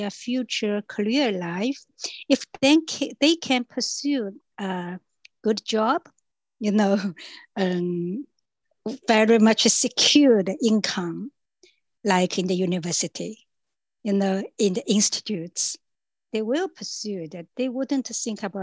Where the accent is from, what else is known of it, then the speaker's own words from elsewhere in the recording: Shanghai, China; I was born in Shanghai, grown up in Shanghai